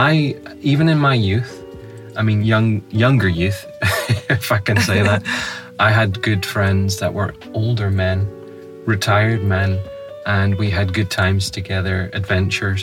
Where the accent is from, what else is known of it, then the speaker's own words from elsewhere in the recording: Northern Ireland, United Kingdom; accent: Northern Irish; It's my Northern Irish accent, so it is.